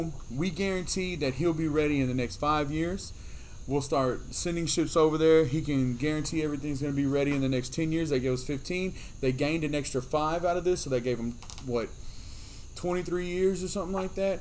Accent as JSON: {"language": "English", "country": "United States", "said": "as American people"}